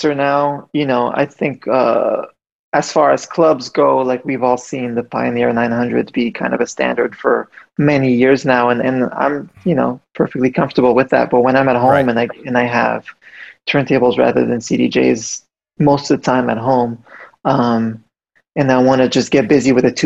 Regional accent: Montreal, Quebec, Canada; I grew up in Montreal

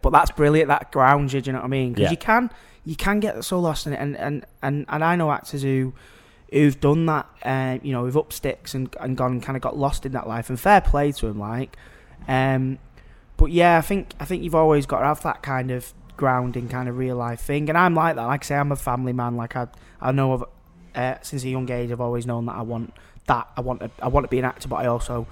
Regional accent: Manchester, North West England, United Kingdom; also born or lived in London; I grew up in Wivenshaw, which is South Manchester

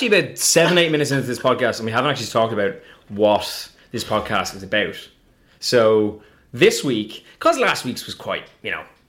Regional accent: Ireland; I obviously grew up with a lot of gingers, being Irish

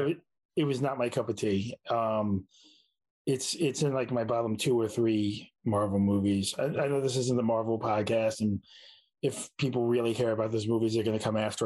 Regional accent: New York City, New York, United States; a native New Yorker

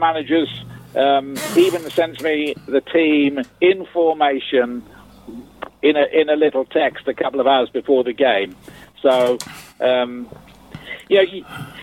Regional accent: Portsmouth, South East England, United Kingdom; I was born in Portsmouth. I grew up there

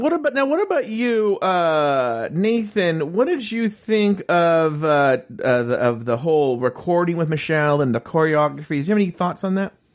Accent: United States; I'm an American.

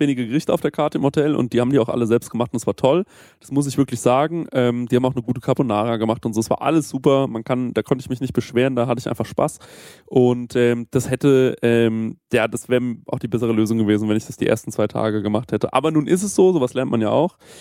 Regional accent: Aschaffenburg, Bavaria, Germany; bei uns in Aschaffenburg

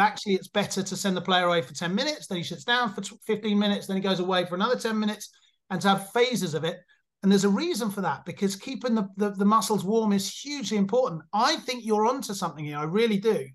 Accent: England, United Kingdom; now in Germany; I'm English, but I live in Germany

